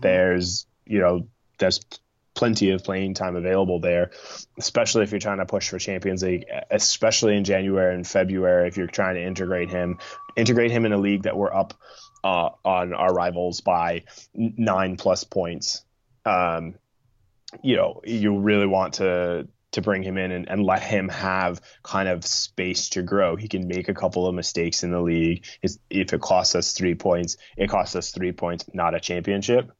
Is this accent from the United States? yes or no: yes; Midwest, United States; I grew up in the Midwest in the United States